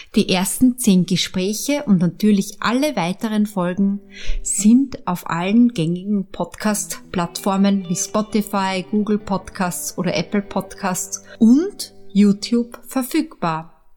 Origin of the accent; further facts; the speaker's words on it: Upper Austria, Austria; also born or lived in Vienna; Ich bin in Wien geboren, in Oberösterreich aufgewachsen